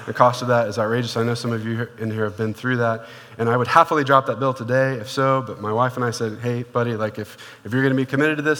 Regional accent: Portland, Oregon, United States; moved away; I used to live, when I grew up in Portland, Oregon

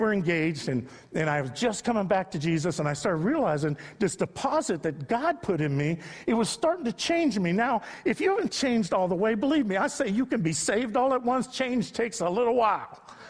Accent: Youngstown, Ohio, United States; I was raised in Youngstown, not in cushy Akron. I was in Youngstown. Sorry, LeBron, I was from Youngstown.

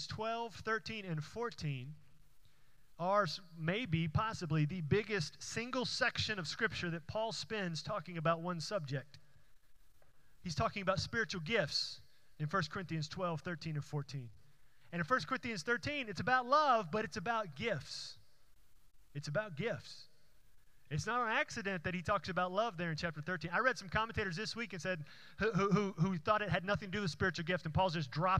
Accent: Houston, Texas, United States; the church that I went to growing up in Houston

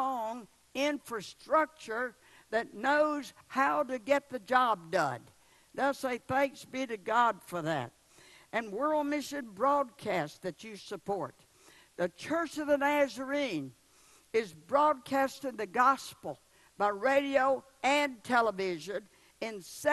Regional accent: the South, United States; I'm from the South

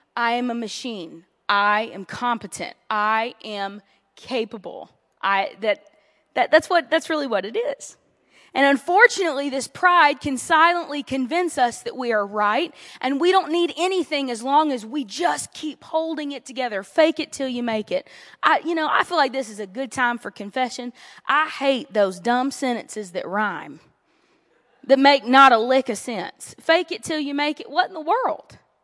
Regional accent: Louisiana, United States; moved away; I was raised in the heart of the South

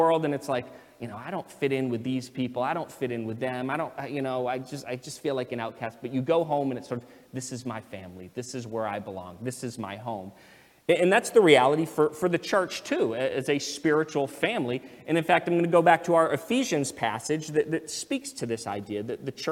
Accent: United States; I'm an American citizen. I was born here.

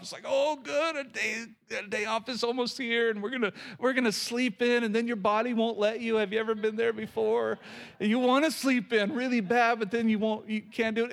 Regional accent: Oklahoma, United States; moved away; Growing up in Oklahoma, we had these little bitty houses that we always called shotgun houses.

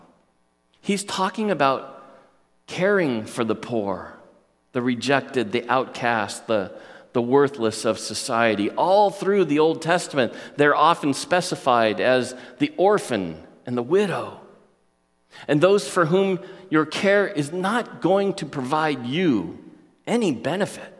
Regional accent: United States; As American Christians

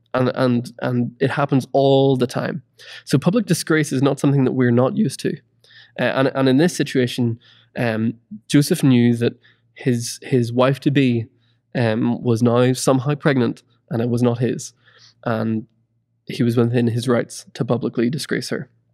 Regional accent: Ireland; moved away; I'm originally from Ireland, and it's always cold.

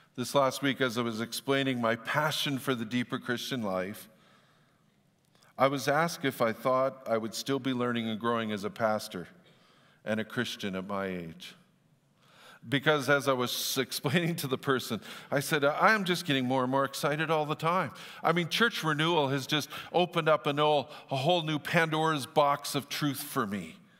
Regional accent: Fort St. John, British Columbia, Canada; I grew up in Fort Saint John

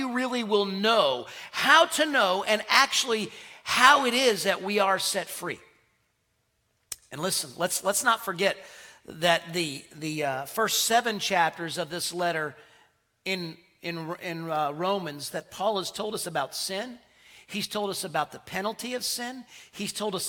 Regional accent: Connecticut, United States; moved away; also born or lived in South Carolina; when we moved from South Carolina to Connecticut, I grew up, really I call Connecticut home, not far from New York

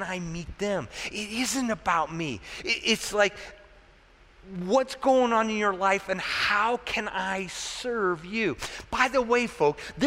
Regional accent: United States; as an American, you know, our American mindset

